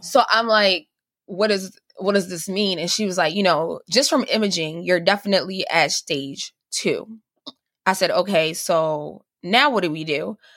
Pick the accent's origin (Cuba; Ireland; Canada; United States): Cuba; moved away; I'm originally from Cuba